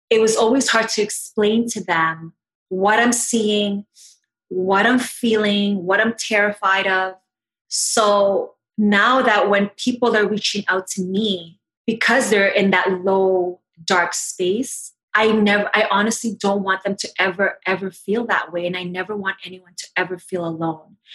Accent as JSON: {"language": "English", "country": "Philippines", "said": "Ate, because I'm Filipino, is in my culture, it means big sister."}